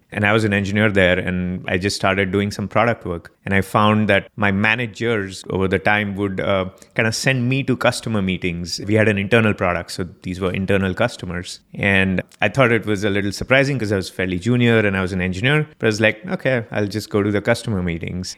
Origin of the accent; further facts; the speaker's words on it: Mumbai, Maharashtra, India; moved away as an adult; now in United States; I was born in Mumbai, Bombay, India, and, uh, I lived there for the first twenty-one years of my life.